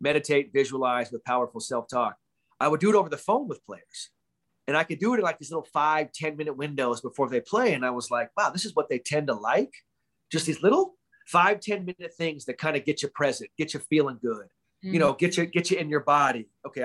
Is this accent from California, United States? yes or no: yes; Bay Area, California, United States; I'm from the Bay Area